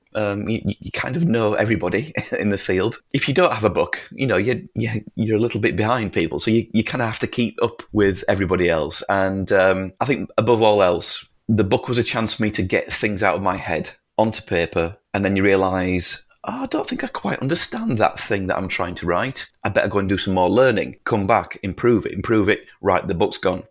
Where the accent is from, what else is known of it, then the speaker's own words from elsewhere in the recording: northern England, United Kingdom; we are so far away from London. We're so away, so far away from Buckingham Palace and the government and all these things